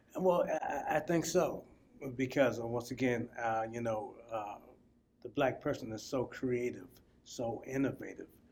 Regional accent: South Carolina, United States; also born or lived in Springfield, Massachusetts; now in Massachusetts, United States; I'm from South Carolina, uh, and you know, we used to go swimming

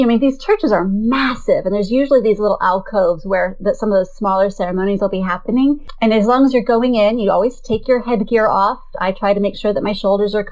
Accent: United States; We're very American that way

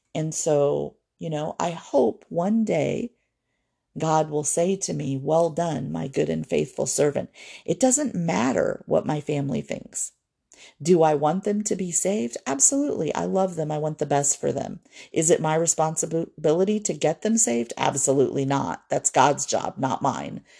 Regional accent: Fort Wayne, Indiana, United States; moved away; my hometown of Fort Wayne

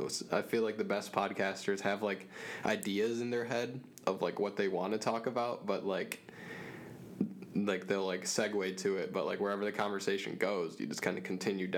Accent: Grand Rapids, Michigan, United States; me and my friend told him we're from Grand Rapids

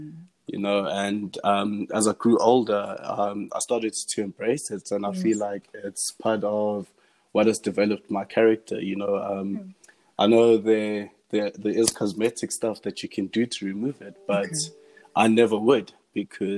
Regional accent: Johannesburg, Gauteng, South Africa; also born or lived in Diepkloof / Midrand; Our family's been from Joburg entire life. I was born in Diepkloof, in Barra.

